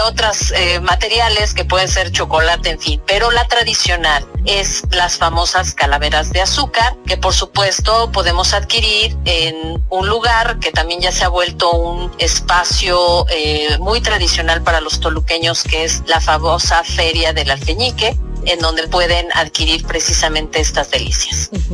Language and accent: Spanish; Mexico; nosotros no fuimos la excepción, como mexicanos